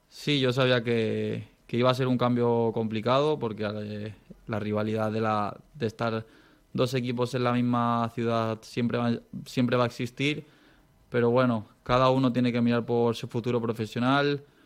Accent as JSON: {"language": "Spanish", "town": "Dénia", "region": "Valencian Community", "country": "Spain", "tie": "born or raised there", "said": "mi pueblo, a Denia, que, que lo quiero tanto"}